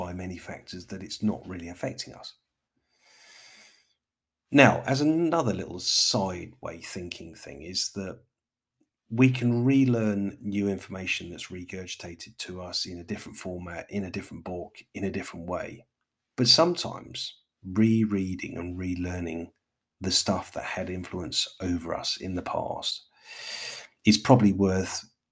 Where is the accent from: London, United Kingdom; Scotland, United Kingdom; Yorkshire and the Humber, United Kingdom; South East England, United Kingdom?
London, United Kingdom; as a Londoner